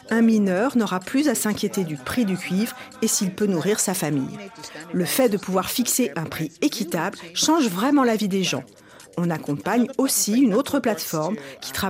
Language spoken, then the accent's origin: French; Nigeria; moved away; Je suis retournée dans mon pays d'origine, le Nigeria, et comme j'avais aussi une formation en développeuse web